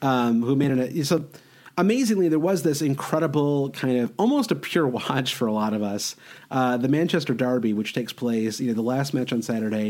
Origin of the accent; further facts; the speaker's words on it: Prague, Czechia; I'm from Prague